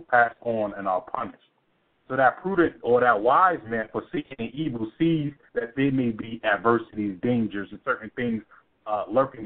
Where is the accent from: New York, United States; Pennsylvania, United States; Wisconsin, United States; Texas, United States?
New York, United States; New York City; now in Atlanta, United States; I was born and raised in Brooklyn because that's where my father lived